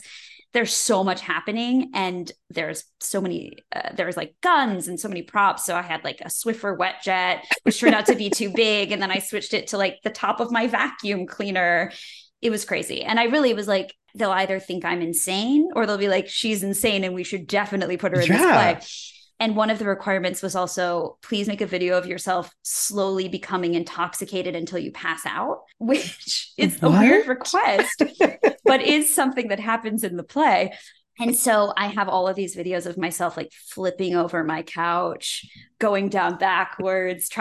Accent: West Bloomfield, Michigan, United States; I grew up in West Bloomfield, Michigan

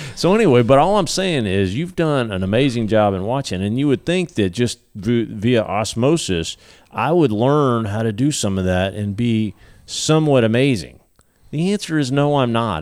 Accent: Texas, United States; being a Texan

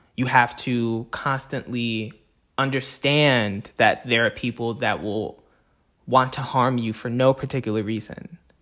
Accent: Fayetteville, Arkansas, United States; was born and raised in Fayetteville, Arkansas

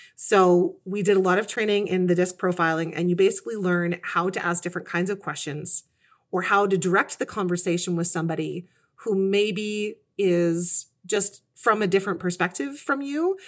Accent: Kitchener, Ontario, Canada; moved away; I was raised in Kitchener, Ontario, and that's where I still, where I've come back to now at this stage of my life. I've been kind of everywhere.

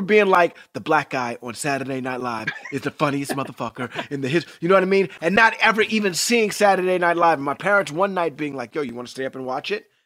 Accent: New York City, New York, United States; I grew up in New York City

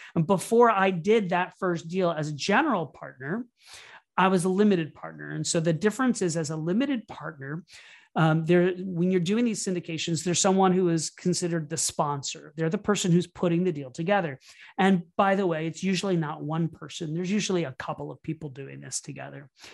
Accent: Orlando, Florida, United States; moved away as an adult; also born or lived in New York City; I started off growing up in Orlando, Florida, and I moved to New York City

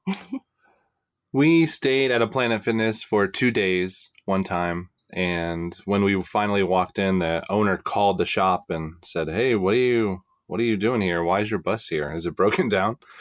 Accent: Florida, United States; I grew up in Florida

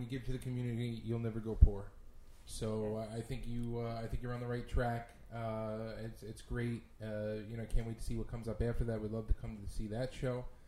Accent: New York City, New York, United States; Growing up in Brooklyn

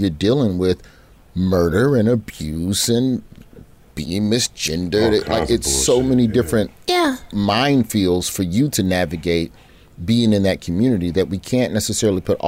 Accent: Birmingham, Alabama, United States; growing up in Birmingham

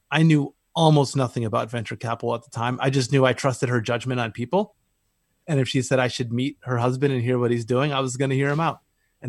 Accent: Michigan, United States; also born or lived in Northern California / Japan; now in Bay Area, United States; I was actually born in Michigan. So I came to Northern California in 1996. And other than a brief stint living in Japan for work, I've basically been here ever since.

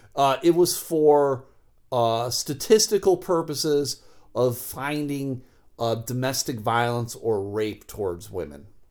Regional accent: Buffalo, New York, United States; moved away; growing up in Buffalo

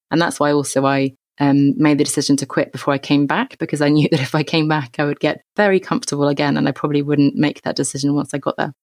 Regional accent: England, United Kingdom; I grew up in England, as you can tell

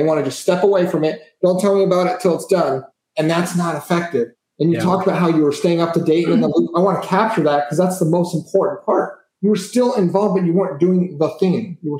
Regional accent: Kansas, United States; moved away as an adult; also born or lived in California; now in Augusta, United States; I live in Augusta, Georgia, and I was born in California, but kind of raised in Kansas.

